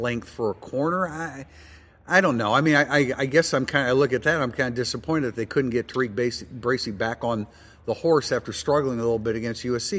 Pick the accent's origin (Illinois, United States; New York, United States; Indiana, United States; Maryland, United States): Indiana, United States; South Bend; you and I are Nordion graduates and born and raised in South Bend